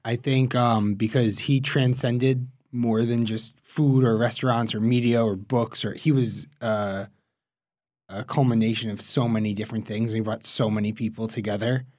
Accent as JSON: {"language": "English", "town": "New York City", "region": "New York", "country": "United States", "said": "I'm from Queens, New York"}